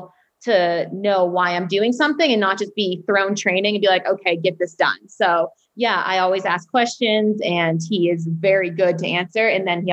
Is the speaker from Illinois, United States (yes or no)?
no; Standish, Maine, United States; also born or lived in Portland, Maine; I'm originally from Standish, Maine, and then I went to high school in Portland, Maine, which is like 35, 40 minutes from where I live.